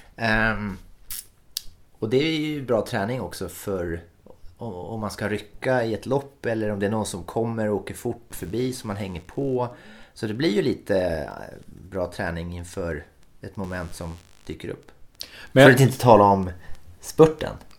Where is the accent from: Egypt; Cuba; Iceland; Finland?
Finland; Jag är ju från Finland, så att jag måste ju ha en finsk klocka